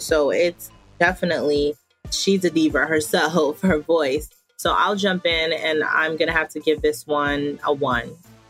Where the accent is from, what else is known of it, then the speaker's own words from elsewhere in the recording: Nigeria; when …, being Nigerian, I've listened to a lot of her music